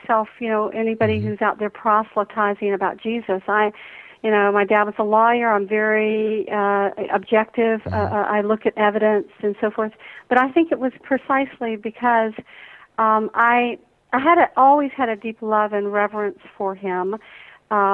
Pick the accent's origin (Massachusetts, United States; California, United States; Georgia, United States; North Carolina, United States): Georgia, United States; Atlanta; growing up in the Deep South here in Atlanta, right. Georgia